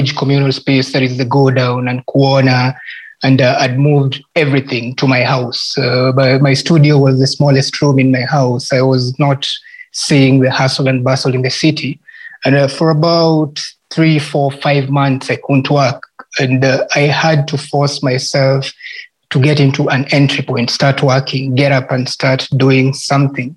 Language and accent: English; Kenya; as a Kenyan artist